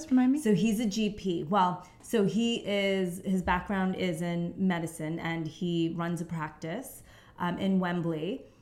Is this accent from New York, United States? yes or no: yes; New York, United States; moved away as an adult; now in London, United Kingdom; New York. Um, and I've been here in London for about 10 years now.